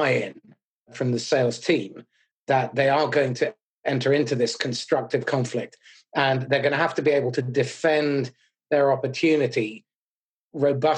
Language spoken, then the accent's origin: English; United Kingdom; as a Brit